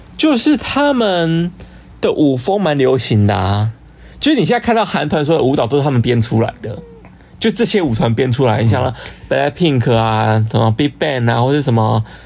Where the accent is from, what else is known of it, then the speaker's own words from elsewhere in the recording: Hsinchu, Taiwan; moved away as an adult; now in Taipei, Taiwan; 我本身是新竹人